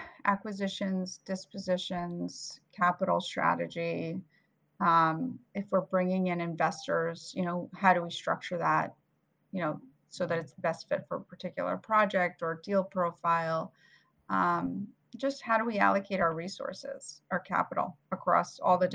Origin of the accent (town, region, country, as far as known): Lincroft, New Jersey, United States; born or raised there; also born or lived in Bulgaria / Queens, New York; now in New York, United States